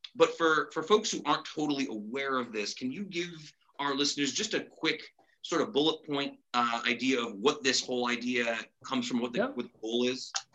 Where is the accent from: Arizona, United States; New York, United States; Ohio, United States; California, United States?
New York, United States; Utica; I'm from Utica.